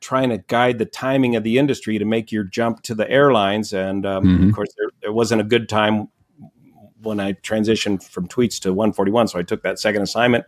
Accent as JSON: {"language": "English", "region": "Northern California", "country": "United States", "tie": "born or raised there", "said": "the foothills here of my hometown"}